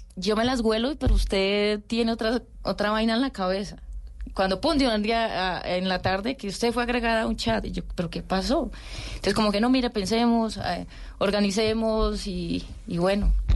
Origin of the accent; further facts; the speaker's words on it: Tuluá, Valle del Cauca, Colombia; moved away as an adult; also born or lived in Caquetá; now in Bogotá, Colombia; Yo soy vallecaucana, yo soy de Tuluá Valle.